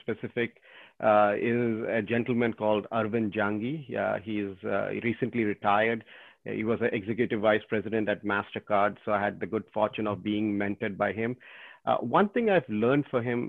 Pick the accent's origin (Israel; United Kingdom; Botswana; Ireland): Botswana; moved away; also born or lived in India; was born in India, but I grew up most of my time in Botswana.